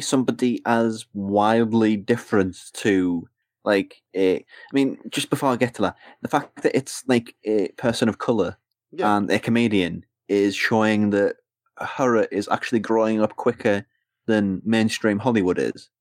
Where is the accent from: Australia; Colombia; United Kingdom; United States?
United Kingdom; England; as an English person.